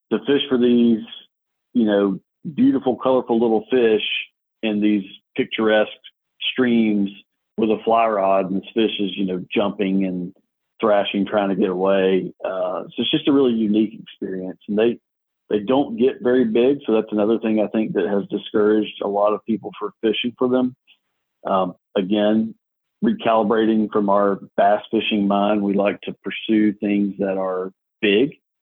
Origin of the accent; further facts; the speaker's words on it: South Alabama, United States; now in East Alabama, United States; I grew up in South Alabama